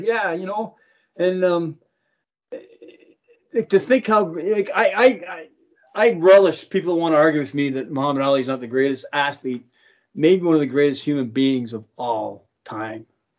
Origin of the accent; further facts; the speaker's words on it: Toronto, Ontario, Canada; now in Niagara, Canada; I'm a Toronto guy, born and raised, but I'm a Niagara person.